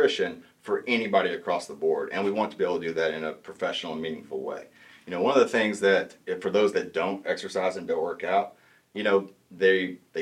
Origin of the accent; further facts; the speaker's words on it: Talihina, Oklahoma, United States; moved away as an adult; now in Tahlequah, United States; I grew up in Tallahena, Oklahoma, which is about 2 hours south of here, southeast Oklahoma. So born and raised there.